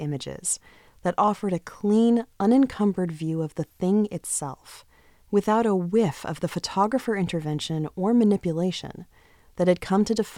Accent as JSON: {"language": "English", "town": "Boston", "region": "Massachusetts", "country": "United States", "also_born_or_lived": "Toronto", "said": "I'm from Boston, except for those years that I lived in Toronto"}